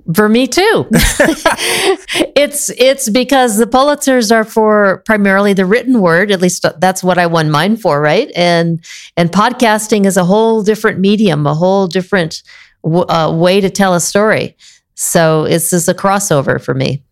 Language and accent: English; Illinois, United States; moved away as an adult; also born or lived in Maine / Iowa / West Virginia / Tennessee; now in California, United States; I was born in Maine, grew up in the Midwest, mostly Illinois, Southern Illinois, Northern Illinois, parents on both ends of the state